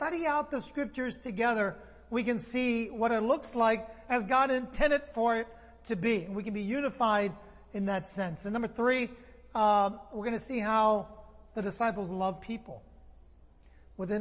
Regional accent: San Francisco, California, United States; I'm from San Francisco. I like sourdough a lot. I grew up with sourdough

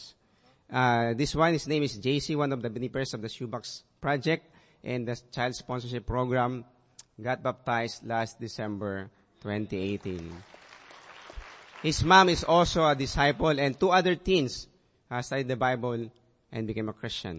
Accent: Kalibo, Western Visayas, Philippines; we're able to move to my hometown in Calibo

